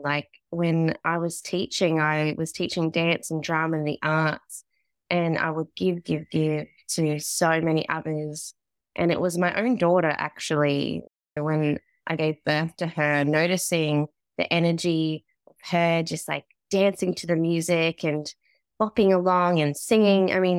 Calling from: Australia; I'm tuning in from Australia.

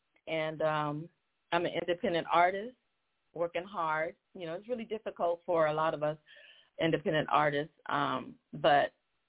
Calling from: Newport Beach, California, United States; I live in Newport Beach, California. So I'm a Cali girl.

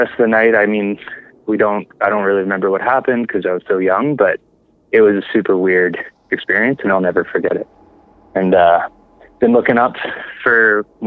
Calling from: Summerland, British Columbia, Canada; I'm calling from Summerland

